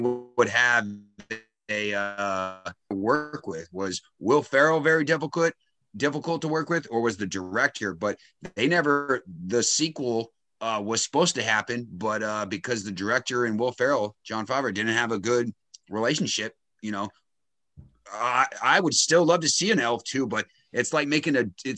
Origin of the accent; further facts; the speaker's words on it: Boston, Massachusetts, United States; I'm from Boston.